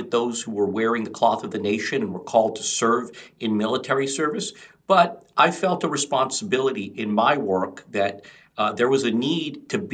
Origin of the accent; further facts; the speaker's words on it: United States; as somebody of Indian descent, though I was born in the United States, my parents are from India